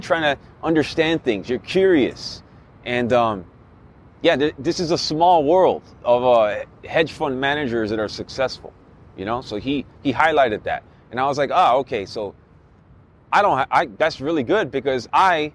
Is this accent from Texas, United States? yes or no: no; Miami, Florida, United States; moved away; I'm from Miami originally.